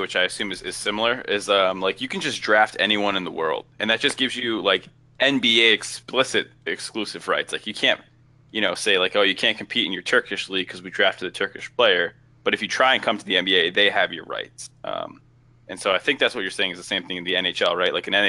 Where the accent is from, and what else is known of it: Gothenburg, Västra Götaland, Sweden